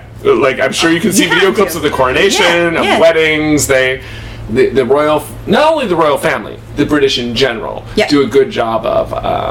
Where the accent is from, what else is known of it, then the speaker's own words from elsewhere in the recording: United States; accent: American; I am American